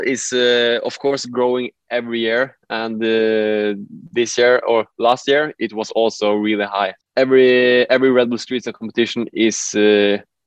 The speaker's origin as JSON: {"language": "English", "town": "Trondheim", "region": "Trøndelag", "country": "Norway", "said": "I come from Trondheim in Norway"}